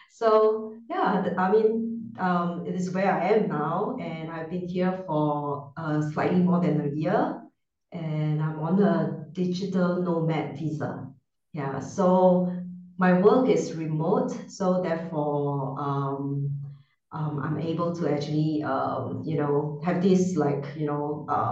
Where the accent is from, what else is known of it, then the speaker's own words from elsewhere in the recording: Singapore; moved away as an adult; now in Gozo, Malta; I am born and raised in Singapore. So um, Singapore, I think, is um, it's a city like it's a small, really small city